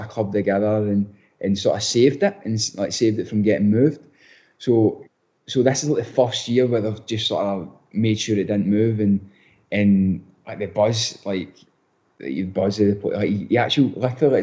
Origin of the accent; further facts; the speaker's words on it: Scotland, United Kingdom; accent: strong (Scottish); moved away as an adult; also born or lived in Oxford, England; now in Columbus, United States; realising how strong my accent is as well. Like, when I first came out here, I keep having to tone it down because they literally can't understand the word I'm saying.